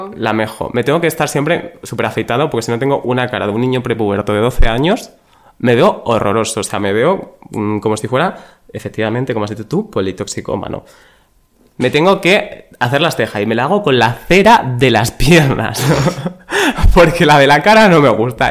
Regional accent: Extremadura, Spain; moved away; 06400, ese es el de mi pueblo

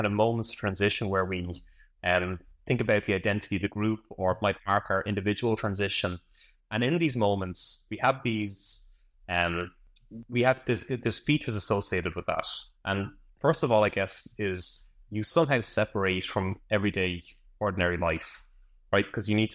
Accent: Ireland; I'm from Ireland

